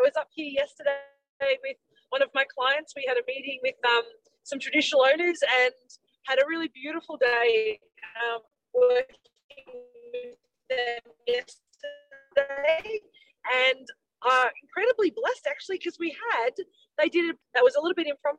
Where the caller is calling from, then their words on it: Queensland, Australia; I'm driving from Middlemount to Emerald in central Queensland.